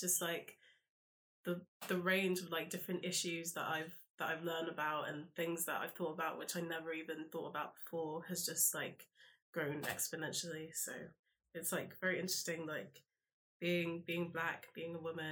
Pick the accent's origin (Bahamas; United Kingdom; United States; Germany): United Kingdom; London; also born or lived in Brighton; I'm from South London.